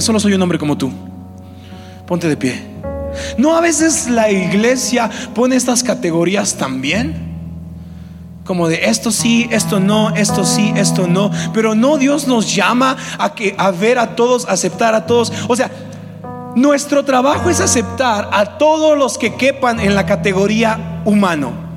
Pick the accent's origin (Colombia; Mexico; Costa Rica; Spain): Mexico; nosotros como mexicanos